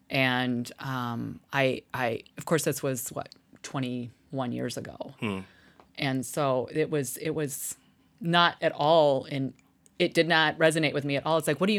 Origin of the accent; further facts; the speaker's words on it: Midwest, United States; moved away as an adult; now in Texas, United States; I'm from the Midwest, right?